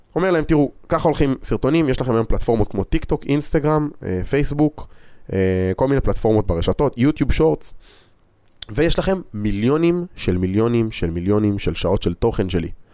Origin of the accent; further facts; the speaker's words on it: Israel; אנחנו ישראלים